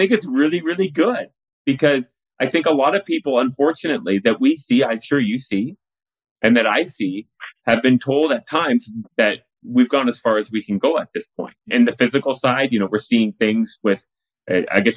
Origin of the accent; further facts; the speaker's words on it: Richmond, British Columbia, Canada; I grew up in Richmond, BC